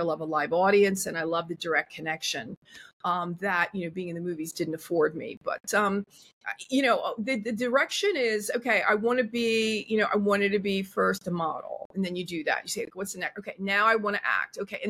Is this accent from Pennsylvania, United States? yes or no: yes; Philadelphia, Pennsylvania, United States; accent: Philly; moved away; also born or lived in Italy; I came from simple people, a row house in Philly, and then we moved to the suburbs. It was another row home there, and just, regular blue collar people.